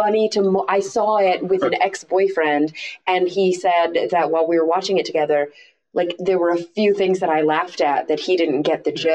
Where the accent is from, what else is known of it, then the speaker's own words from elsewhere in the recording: Texas, United States; moved away; also born or lived in Los Angeles; I grew up in the Bible Belt, as they call it, in the South, in Texas.